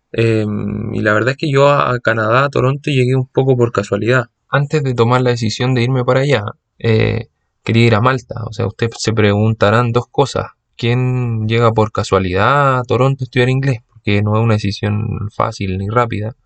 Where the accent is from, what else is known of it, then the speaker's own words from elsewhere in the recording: Santiago, Santiago Metropolitan Region, Chile; moved away; yo soy de Santiago, me moví en metro gran parte de mi vida